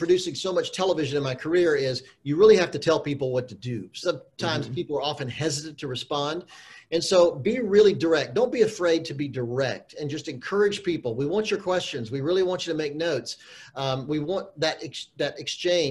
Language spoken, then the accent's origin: English; Charlotte, North Carolina, United States; now in Los Angeles, United States; I grew up in Charlotte, North Carolina